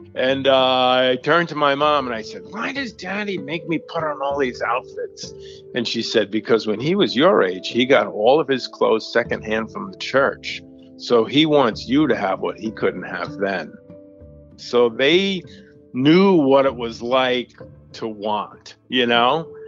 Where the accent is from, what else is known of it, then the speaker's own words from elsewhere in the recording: Long Island, New York, United States; I grew up in Long Island, in suburbia